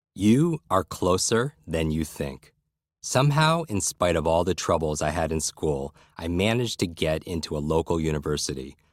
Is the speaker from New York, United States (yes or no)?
yes; Westchester County, New York, United States; I grew up in Westchester County, a suburb of New York City